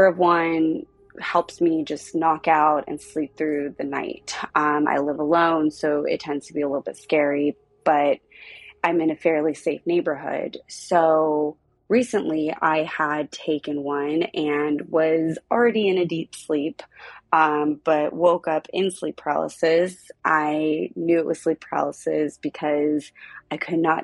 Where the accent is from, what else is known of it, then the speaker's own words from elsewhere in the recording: Southern California, United States; also born or lived in South Pasadena, California; I am from Southern California.